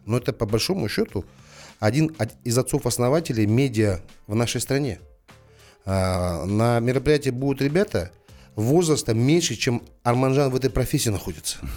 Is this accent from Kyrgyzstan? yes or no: no; Almaty, Kazakhstan; Я родился в Алматы, живу в Алматы, никуда не собираюсь отсюда уезжать